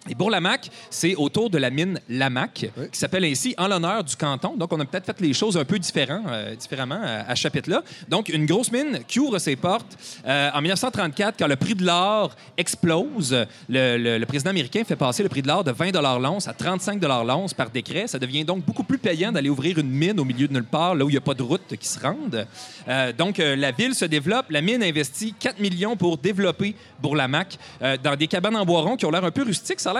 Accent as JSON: {"language": "French", "town": "Val-d'Or", "region": "Quebec", "country": "Canada", "said": "venir parler de Rouen-Noranda devant des gens de Rouen-Noranda alors qu'on vient de Val-d'Or."}